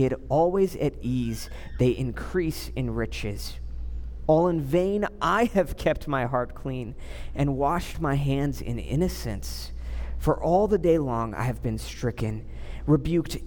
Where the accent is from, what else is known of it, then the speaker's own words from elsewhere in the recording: Southern California, United States; I grew up in Southern California.